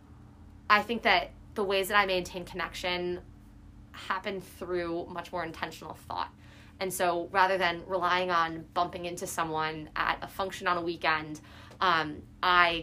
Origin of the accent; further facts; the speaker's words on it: Chicago, Illinois, United States; moved away as an adult; now in Boston, United States; I'm from the Midwest, and Chicago specifically, our winters are very brutal.